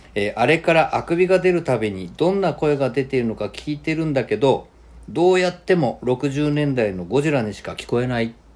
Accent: Sendai, Miyagi, Japan; moved away; 僕仙台出身だから

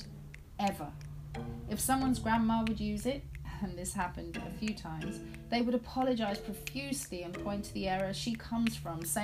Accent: Zimbabwe; I was born in Zimbabwe, which was then called Rhodesia, in 1974. In 1980, my country gained independence

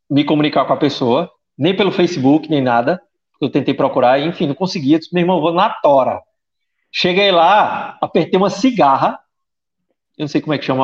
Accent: Brazil; eu sou, assim, sou brasileiro e não desisto nunca.

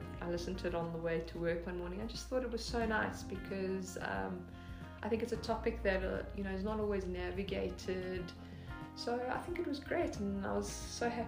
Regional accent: South Africa; I'm South African

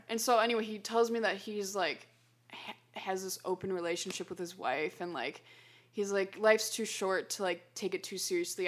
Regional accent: Chicago, Illinois, United States; we happened to be from Chicago, so O'Hare was closer

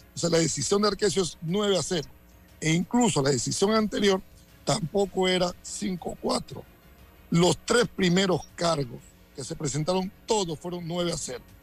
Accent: Santiago de Veraguas, Veraguas, Panama; soy de Santiago o porque crecí en Paso Las Tablas y Barrera de Carmen

